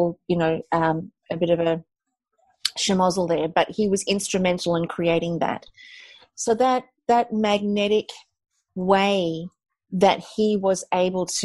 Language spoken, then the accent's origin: English; South Africa; I'm South African, and when I grew up in South Africa, it was very much in a time, the time of apartheid